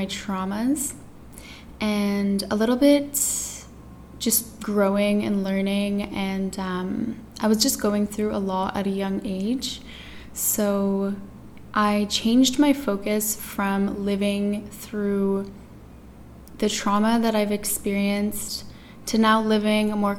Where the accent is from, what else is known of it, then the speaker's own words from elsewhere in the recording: Toronto, Ontario, Canada; now in Tulum, Mexico; I'm from Toronto, Canada. I was born and raised there.